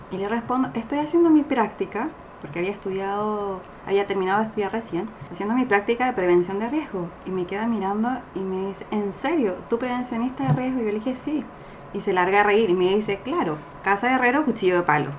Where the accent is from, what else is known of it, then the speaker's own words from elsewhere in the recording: Chile; moved away as an adult; now in Montreal, Canada; vengo de Chile